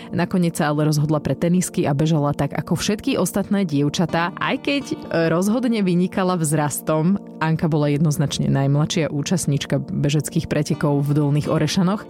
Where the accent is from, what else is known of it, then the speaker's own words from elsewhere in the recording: Žarnovica, Banská Bystrica Region, Slovakia; Ja som vyrastala v Žarnovici